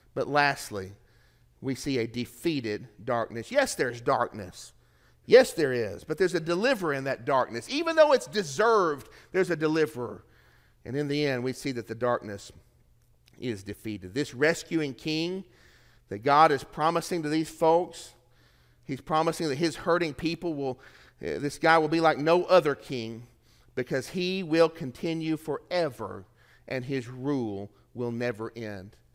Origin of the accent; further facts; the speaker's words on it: Tennessee, United States; moved away; I'm from Tennessee